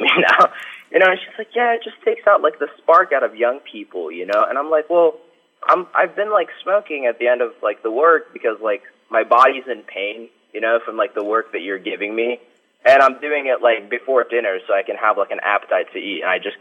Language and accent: English; Ohio, United States; I'm from Ohio